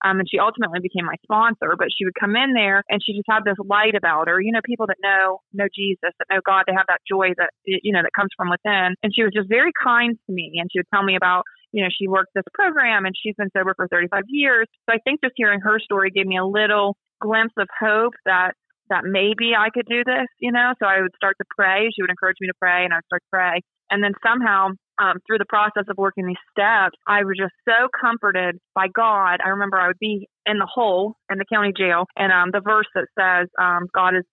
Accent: Ohio, United States; moved away as an adult; now in Parkersburg, United States; I'm originally from Ohio, but I'm married now. So I live in Parkersburg, West Virginia.

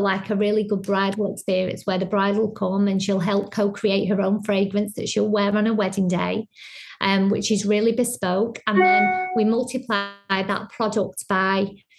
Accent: Blackpool, North West England, United Kingdom; moved away; I'm from Blackpool, so it's very seaside

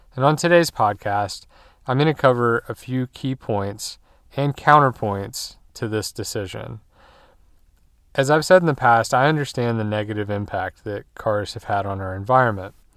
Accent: United States; we as American drivers

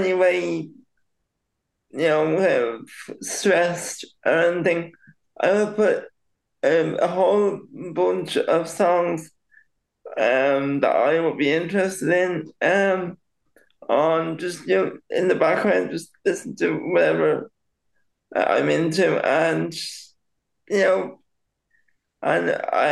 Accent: Dublin, Leinster, Ireland; also born or lived in Swords; I'm originally from Santry, which is just on the south side of Dublin Airport here in Ireland.

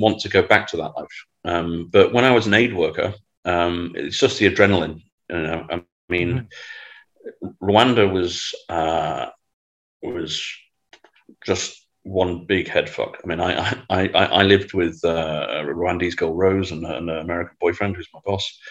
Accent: Manchester, North West England, United Kingdom; moved away; I'm you know from Manchester.

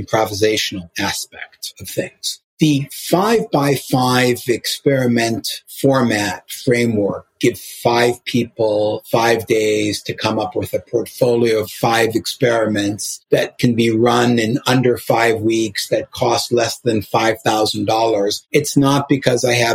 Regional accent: Chicago, Illinois, United States; I grew up in Hyde Park in Chicago

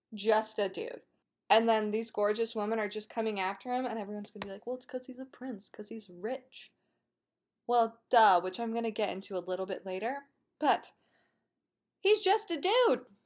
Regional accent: Colorado, United States; I am from Colorado

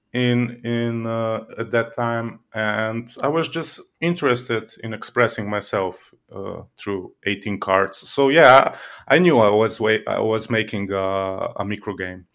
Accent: Slovenia; I'm from Slovenia

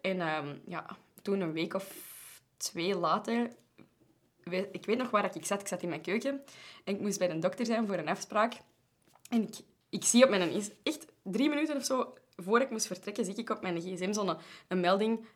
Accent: Belgium; wij from Europe waren en zo Belgium

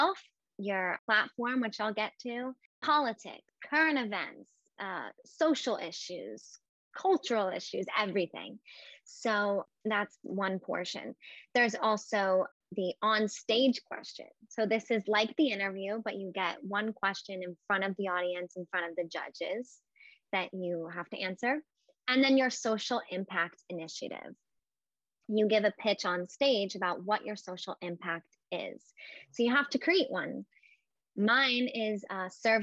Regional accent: near Atlantic City, New Jersey, United States; growing up near Atlantic City

